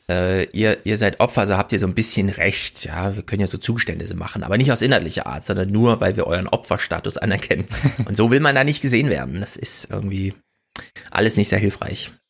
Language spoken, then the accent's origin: German; Thuringia, Germany; als Thüringer